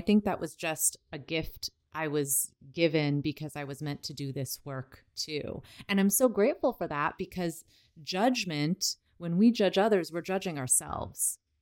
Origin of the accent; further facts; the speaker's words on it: United States; I grew up in America where my only family was my mom, my dad, and my sister.